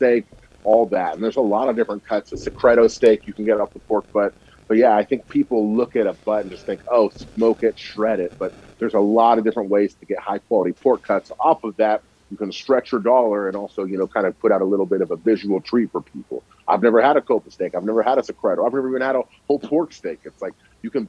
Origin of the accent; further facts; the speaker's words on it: Napa, California, United States; also born or lived in Vallejo, California; I'm in Vallejo now. I grew up in Napa